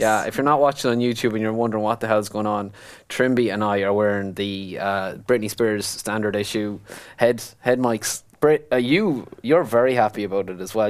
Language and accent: English; Ireland; We're Irish